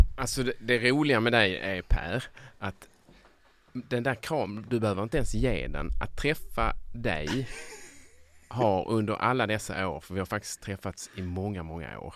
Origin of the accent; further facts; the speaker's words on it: Sjöbo, Skåne, Sweden; moved away; Där mm. kommer jag, där är jag uppväxt